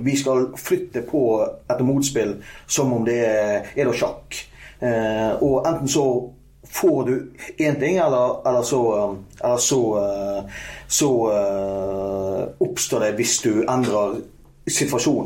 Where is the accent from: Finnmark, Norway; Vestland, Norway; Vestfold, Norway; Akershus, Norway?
Vestland, Norway; Strilelandet; Jeg er, jeg er Stril